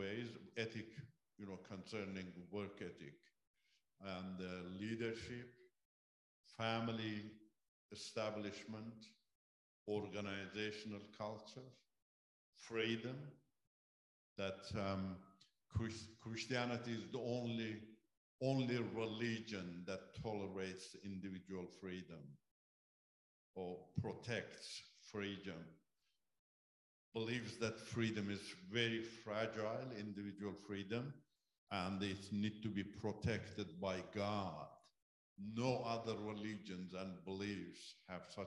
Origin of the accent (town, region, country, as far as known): Iran; first language Turkish; English is a second language; moved away as an adult; also born or lived in Turkey